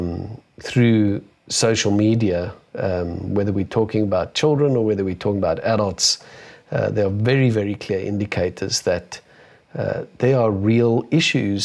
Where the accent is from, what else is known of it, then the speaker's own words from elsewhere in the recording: South Africa; being a South African